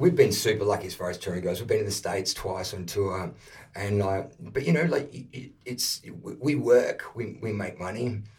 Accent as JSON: {"language": "English", "town": "Perth", "region": "Western Australia", "country": "Australia", "tie": "born or raised there", "moved": "yes", "lives_now": "Melbourne, Australia", "said": "I grew up in Perth when I made the move from Perth to Melbourne"}